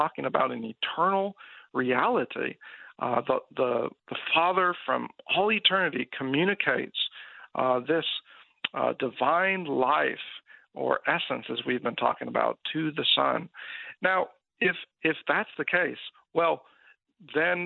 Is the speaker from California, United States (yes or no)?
yes; California, United States; now in Kansas City, United States; I'm originally from California, though I live in Kansas City now